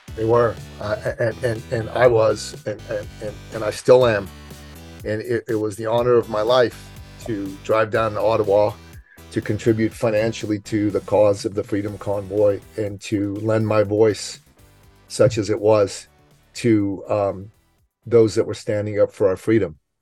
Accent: Iran; now in Canada; I'm from the Middle East. I'm from Iran

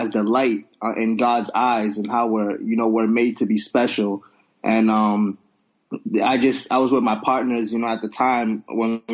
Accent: Nigeria; I'm Nigerian

